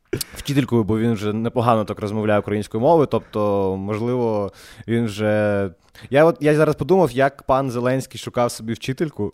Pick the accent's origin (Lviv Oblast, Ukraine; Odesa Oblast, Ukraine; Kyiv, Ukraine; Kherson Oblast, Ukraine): Odesa Oblast, Ukraine; Odesa; accent: Odesa surzhyk; ми з Одеси, і ви розумієте, що таке Одеса і що таке українська мова в Одесі